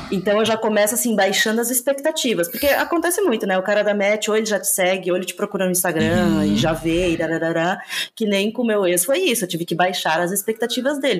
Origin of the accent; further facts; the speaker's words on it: Santa Catarina, Brazil; eu sou de Santa Catarina